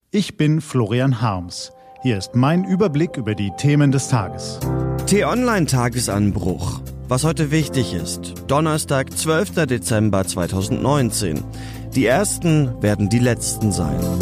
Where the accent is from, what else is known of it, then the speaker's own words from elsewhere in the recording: Germany; bei uns in Deutschland